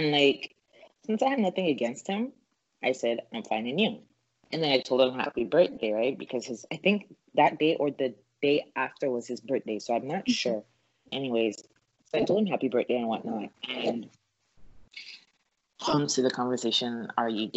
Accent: Canada; I'm Canadian

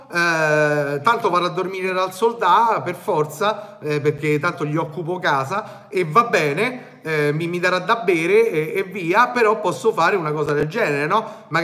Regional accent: Naples, Campania, Italy; Eh, io vengo da Napoli

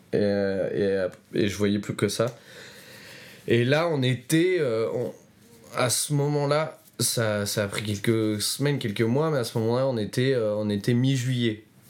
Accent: Roanne, Auvergne-Rhône-Alpes, France; ma ville natale, donc, qui s'appelle Roanne, dans la Loire

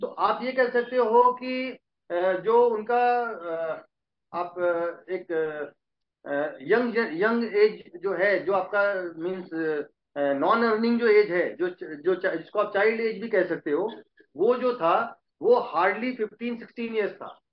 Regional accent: Prayagraj, Uttar Pradesh, India; also born or lived in Ayodhya; हम प्रयागराज के रहने वाले हैं शुरू से born and brought up in Prayagraj

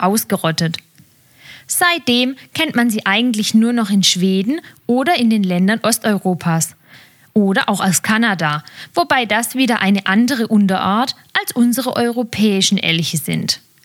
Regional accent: Germany; bei uns in Deutschland

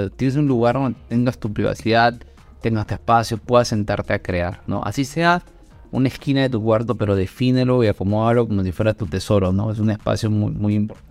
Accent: Peru; soy de Perú

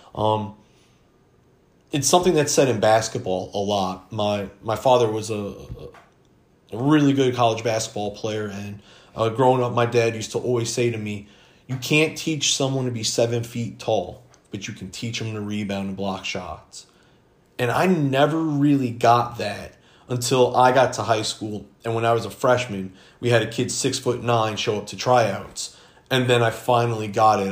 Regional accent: Crystal Lake, Illinois, United States; also born or lived in Florida; I was born in Florida, but I grew up in the Chicago suburbs, Crystal Lake, Illinois. That is home

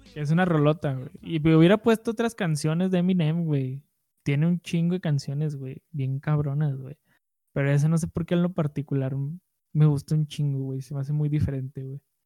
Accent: Mexico; first language Spanish; nuestra cultura mexicana, a nuestra, a nuestra lengua nativa

